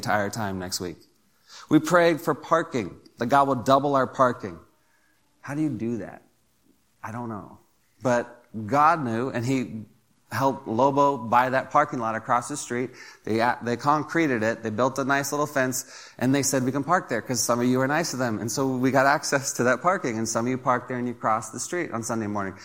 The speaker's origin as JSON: {"language": "English", "country": "United States", "said": "as American Christians"}